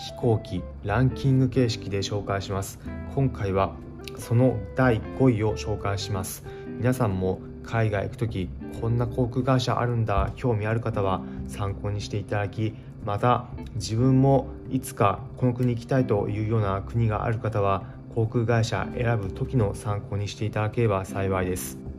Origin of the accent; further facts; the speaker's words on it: Japan; もちろんパスポートも提示して日本人だというふうに伝えました